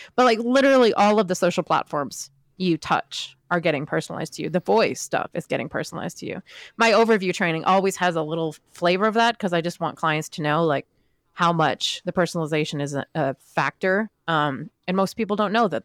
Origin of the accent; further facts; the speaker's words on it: Camden, Maine, United States; now in Washington, D.C., United States; my hometown in Maine